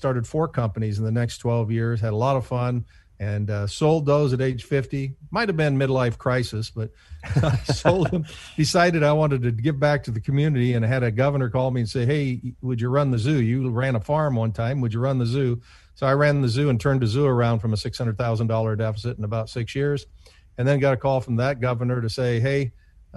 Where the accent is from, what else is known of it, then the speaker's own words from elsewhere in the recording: Cooper, Iowa, United States; moved away; my hometown of 50 people, Cooper, Iowa